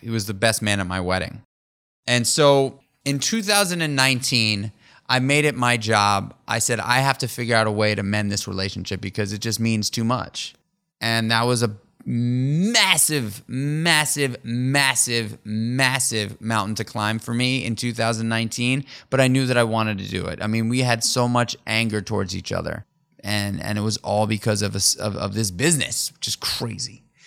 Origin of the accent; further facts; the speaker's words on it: New York City, New York, United States; Daniel and I grew up together in New York City on the Upper East Side